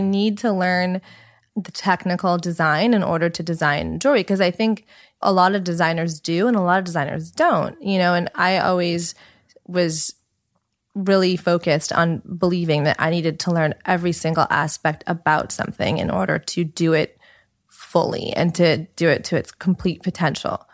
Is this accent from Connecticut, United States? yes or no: no; Los Angeles, California, United States; also born or lived in New York / Colorado / San Francisco; I grew up in Los Angeles, so born and raised.